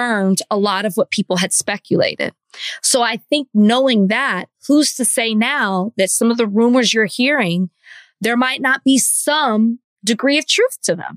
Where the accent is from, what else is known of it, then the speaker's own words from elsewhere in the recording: Dallas, Texas, United States; I'm from Dallas, and I'm from Oak Cliff to be exact